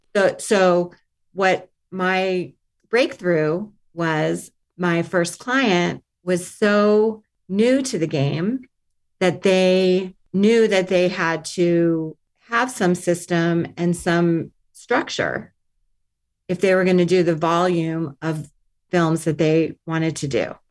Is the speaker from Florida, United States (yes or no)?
yes; Miami, Florida, United States; also born or lived in Stanford / New York; now in Los Angeles, United States; I grew up in Miami